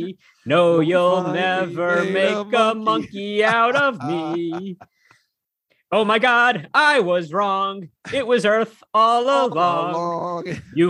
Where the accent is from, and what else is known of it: Philadelphia, Pennsylvania, United States